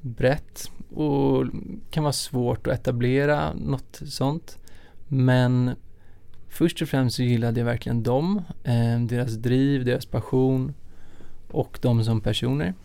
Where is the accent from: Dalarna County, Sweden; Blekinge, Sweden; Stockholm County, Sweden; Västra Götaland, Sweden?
Stockholm County, Sweden; Stockholm; also born or lived in Lund; jag är uppvuxen här i Stockholm